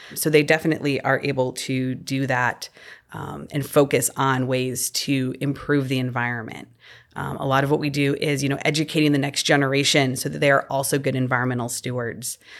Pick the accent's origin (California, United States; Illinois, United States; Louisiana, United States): Illinois, United States; moved away as an adult; also born or lived in Missouri / Delaware; growing up in Illinois